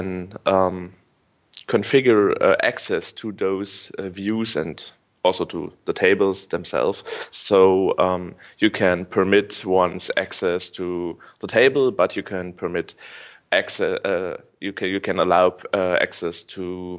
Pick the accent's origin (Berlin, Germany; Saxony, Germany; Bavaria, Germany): Saxony, Germany; Dresden; I'm a student from Dresden